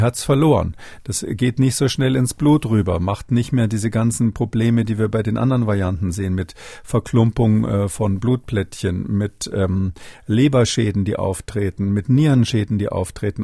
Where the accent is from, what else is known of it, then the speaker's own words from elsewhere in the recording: Germany; bei uns in Deutschland